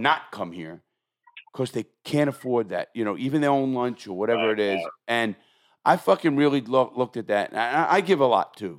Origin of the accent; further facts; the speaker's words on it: New York, United States; I'm from New York, Junior, and we can't do that.